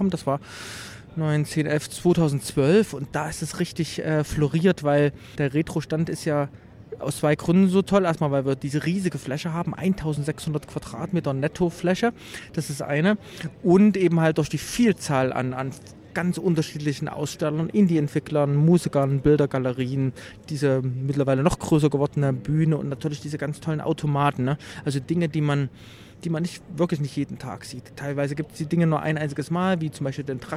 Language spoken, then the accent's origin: German; Leipzig, Saxony, Germany; aufgewachsen in Leipzig, wo ich immer noch lebe